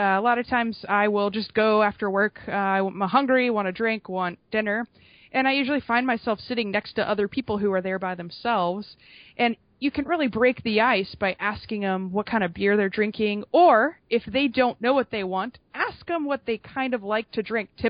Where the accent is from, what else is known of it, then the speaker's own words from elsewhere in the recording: Atlanta, Georgia, United States; also born or lived in Notre Dame, Indiana / Washington, D.C.; I am born and raised in the Atlanta area